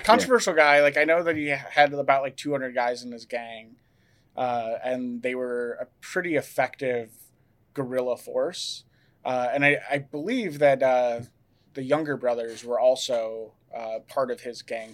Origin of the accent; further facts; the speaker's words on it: Wisconsin, United States; I grew up in Wisconsin